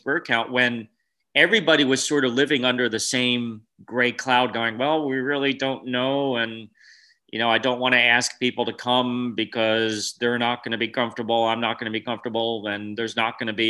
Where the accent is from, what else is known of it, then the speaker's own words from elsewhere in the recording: New Jersey, United States; moved away as an adult; also born or lived in California / Wyoming; now in Washington, United States; I grew up in New Jersey and then moved to California